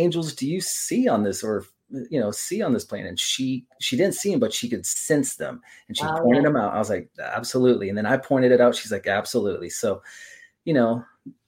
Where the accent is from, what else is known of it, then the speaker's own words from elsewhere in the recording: Oregon, United States; now in Phoenix, United States; Oregon, my home state